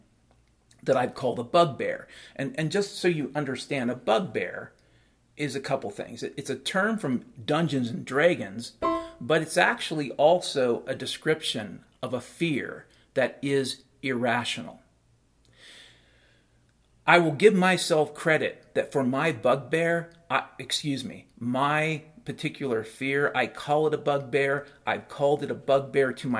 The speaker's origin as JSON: {"language": "English", "area": "Puget Sound", "region": "Washington", "country": "United States", "tie": "born or raised there", "said": "I grew up around the Puget Sound back in the 70s and 80s"}